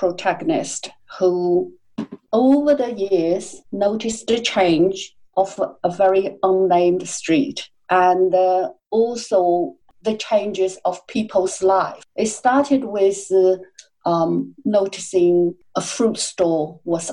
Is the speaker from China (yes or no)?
yes; Hangzhou, Zhejiang, China; also born or lived in Shanghai; I'm from Hangzhou